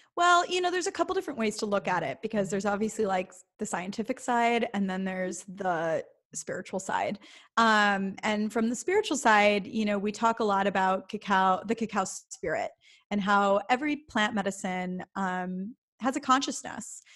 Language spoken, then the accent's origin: English; Midwest, United States; I grew up in the Midwest